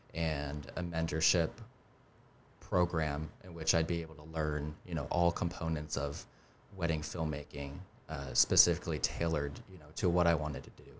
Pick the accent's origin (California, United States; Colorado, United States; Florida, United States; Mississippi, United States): Colorado, United States; also born or lived in Highlands Ranch, Colorado; now in Charleston, United States; I grew up in in Colorado